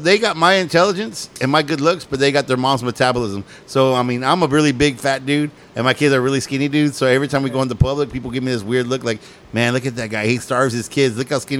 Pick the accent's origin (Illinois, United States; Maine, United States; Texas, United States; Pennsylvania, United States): Texas, United States; I was born in Texas and I wasn't born in Mexico or anything like